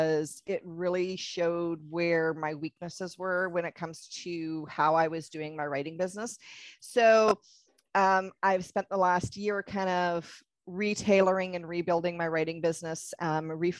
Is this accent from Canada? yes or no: yes; Canada; I'm Canadian